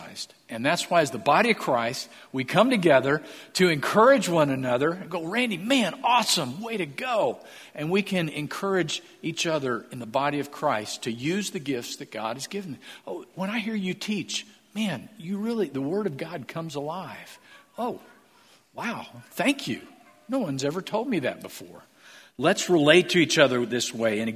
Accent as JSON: {"language": "English", "region": "Missouri", "country": "United States", "moved": "yes", "said": "I'm from Missouri"}